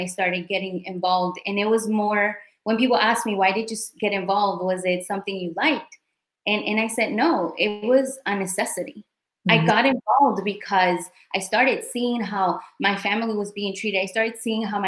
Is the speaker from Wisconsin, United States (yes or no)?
no; Chicago, Illinois, United States; moved away; I was born and raised in Chicago, in the south side of Chicago